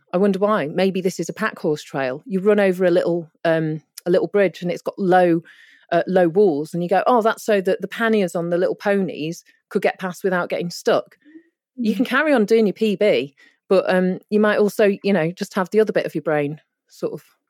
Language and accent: English; North West England, United Kingdom; I mean, my mum's Indian and my dad's Polish. I grew up in Cheshire near Manchester.